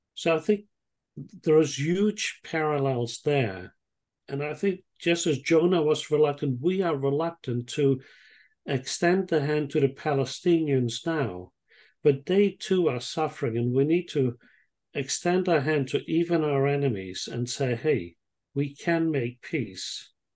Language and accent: English; Netherlands; moved away as an adult; also born or lived in Israel; now in Sydney, Australia; I grew up in the Netherlands and I lived there for some 20 years